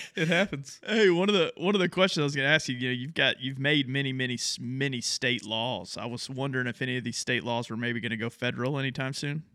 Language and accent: English; Texas, United States; we're from Texas